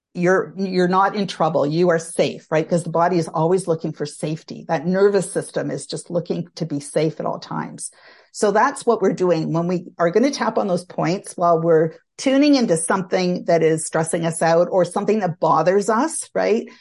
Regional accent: Canada; I'm Canadian. I, uh, live outside of Toronto, uh, Canada

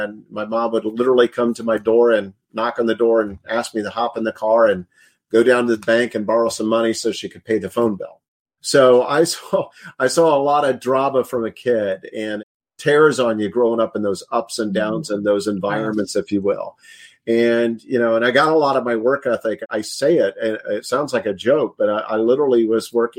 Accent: Indiana, United States; I grew up in Indiana and grew up in an entrepreneur environment and family

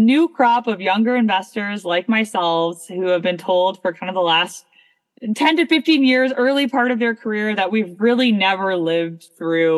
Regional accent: Toronto, Ontario, Canada; also born or lived in Abu Dhabi, United Arab Emirates; now in Boston, United States; I was born in Abu Dhabi. I was raised in Toronto, Canada.

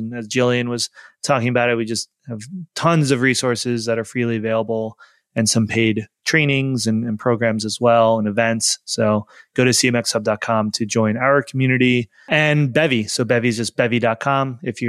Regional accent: New York, United States; We're both from New York, but we were long distance for 3.5 years.

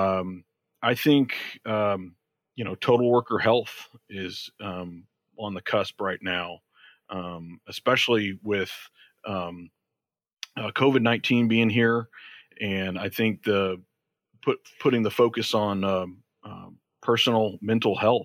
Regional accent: Georgia, United States; moved away; also born or lived in Florida / Michigan; I'm originally from Georgia.

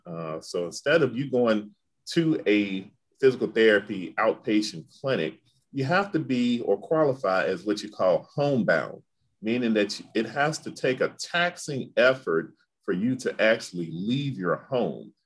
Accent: Memphis, Tennessee, United States; growing up in Memphis, we, I didn't have a lot of Greek influence

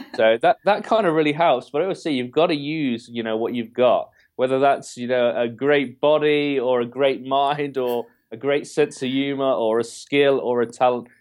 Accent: England, United Kingdom; I'm, I'm fully English

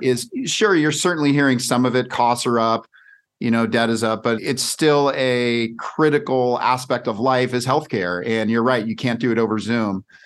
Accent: California, United States; now in Scottsdale, United States; I grew up in California

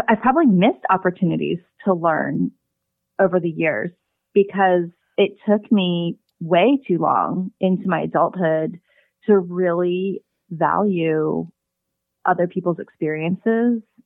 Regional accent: United States; born or raised there; also born or lived in South Korea

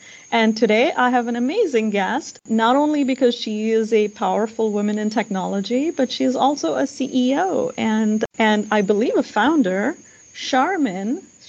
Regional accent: India; I grew up in India

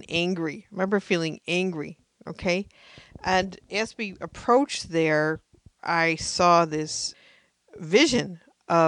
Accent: United States; me being American

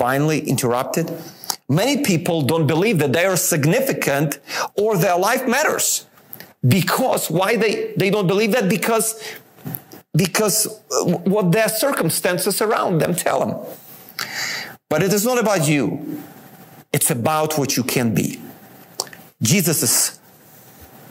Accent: Ukraine; moved away; I was born in Ukraine

